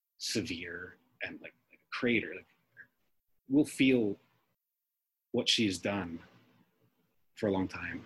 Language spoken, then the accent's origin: English; United States; I'm just an American